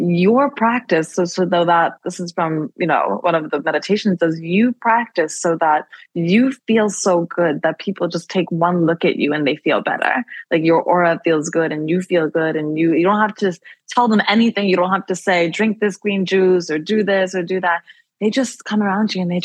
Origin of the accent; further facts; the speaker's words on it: Baltimore, Maryland, United States; moved away; I was coming home from Baltimore, where I'm from